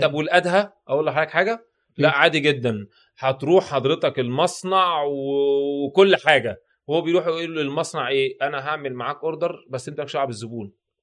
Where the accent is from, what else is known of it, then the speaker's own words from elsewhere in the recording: Egypt; واحنا عندنا في مصر